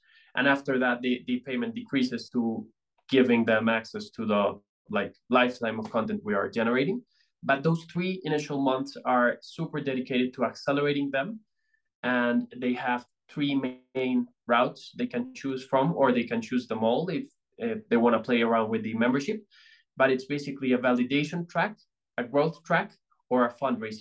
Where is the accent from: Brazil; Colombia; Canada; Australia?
Colombia; Bogota; I'm from Colombia. I'm from Bogota